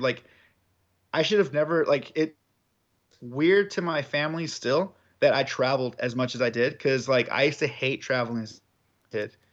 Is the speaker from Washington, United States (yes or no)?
no; Southern California, United States; I'm from Southern California.